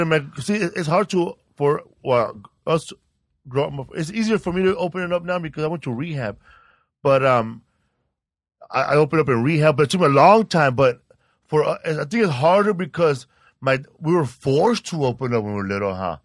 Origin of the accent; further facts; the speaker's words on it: Sinaloa, Mexico; now in Los Angeles, United States; I'm from Sinaloa, Mexico